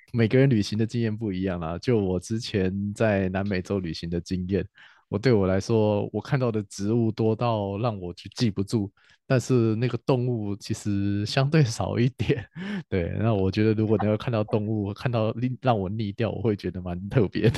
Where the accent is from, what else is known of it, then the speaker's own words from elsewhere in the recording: Taiwan; 我们台湾人